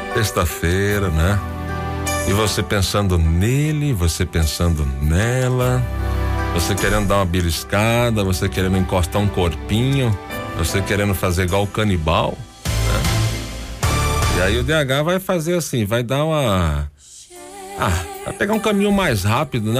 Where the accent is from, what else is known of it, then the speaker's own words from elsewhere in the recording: Salvador, Bahia, Brazil; sou soteropolitano, né? Baiano, Salvador